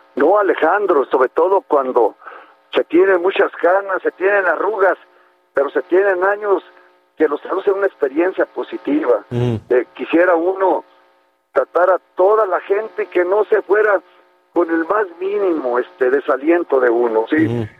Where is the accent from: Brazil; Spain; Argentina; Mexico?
Mexico; Nayarit; amo enormemente a, mi tierra